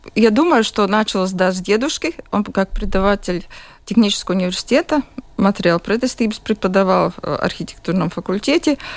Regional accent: Jurmala, Latvia; я из Юрмалы, я родилась в Юрмале и живу в Юрмале

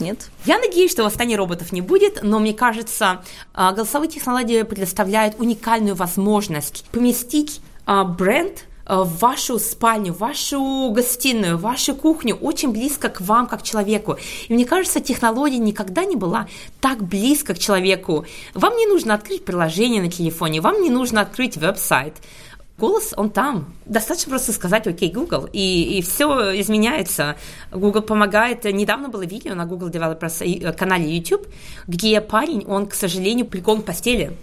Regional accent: Ufa, Bashkortostan, Russia; moved away as an adult; also born or lived in Stuttgart, Germany / Munich, Germany / Hamburg, Germany; now in London, United Kingdom; я родилась э, в Уфе, где я проучилась, а, выучилась на химика

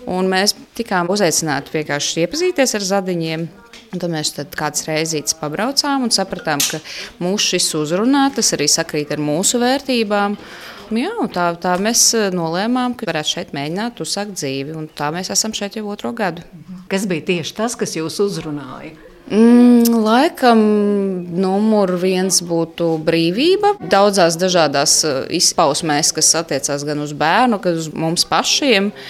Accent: Riga, Latvia; mēs vēlējāmies drošāku vidi, jo mēs nākam no Rīgas, un mēs dzīvojam Rīgas centrā savulaik.

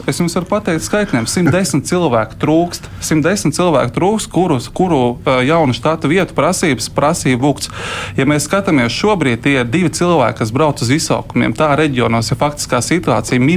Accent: Zemgale, Latvia; es no Zemgals.

